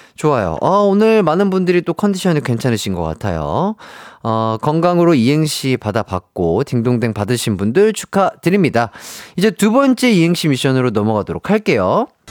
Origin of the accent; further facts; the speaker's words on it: Gwangju, South Korea; 제가 또 이제 고향이 광주다 보니까